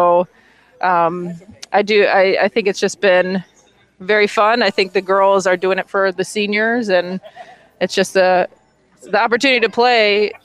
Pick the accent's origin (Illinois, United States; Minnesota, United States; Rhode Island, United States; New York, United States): Illinois, United States; Chicago; moved away as an adult; also born or lived in Greenville, North Carolina; I'm from Chicago, Illinois